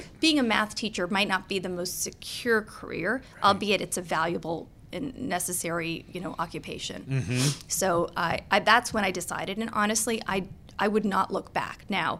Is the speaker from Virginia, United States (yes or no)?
yes; Annandale, Virginia, United States; also born or lived in Philadelphia, Pennsylvania / Boston, Massachusetts; Nope. I grew up in Virginia. I grew up in Annandale.